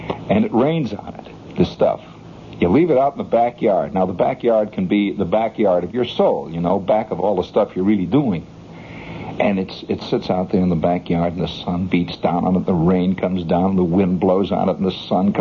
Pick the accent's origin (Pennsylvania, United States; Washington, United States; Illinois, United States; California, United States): Illinois, United States; just outside of Chicago; moved away; I grew up just outside of Chicago, you know, and in Chicago, just outside, it's kind of a suburb.